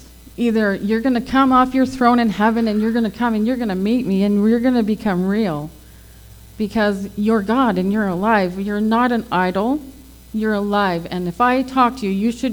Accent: Fort McMurray, Alberta, Canada; also born or lived in Selkirk, Manitoba; I was born in Selkirk, Manitoba, but I was raised in Fort McMurray, Alberta.

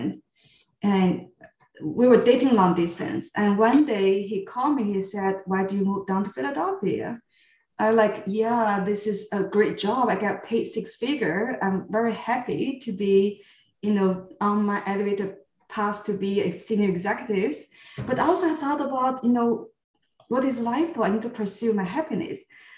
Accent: Qingdao, Shandong, China; moved away as an adult; my hometown, Qingdao, where I grew up

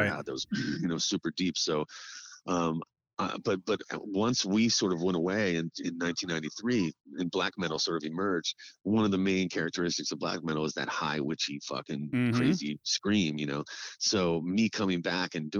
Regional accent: Florida, United States; coming from Florida, growing up in Florida

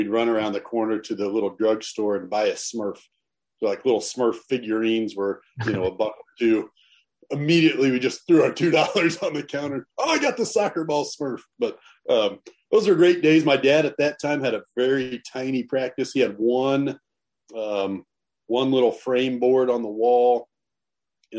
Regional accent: Northwest Missouri, United States; We grew up in Northwest Missouri, a town of about 10,000 people.

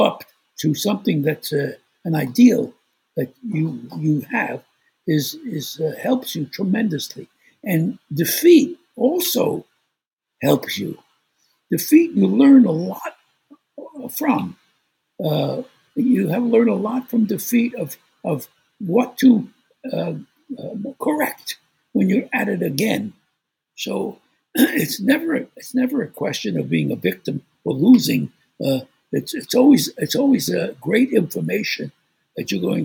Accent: New York City, New York, United States; I was born in Brooklyn, New York, and I think that's one of the greatest gifts, because growing up in Brooklyn

